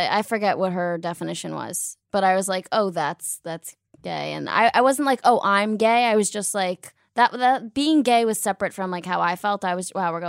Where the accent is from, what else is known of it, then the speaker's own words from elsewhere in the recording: Weston, Connecticut, United States; now in New York, United States; I'm from Connecticut.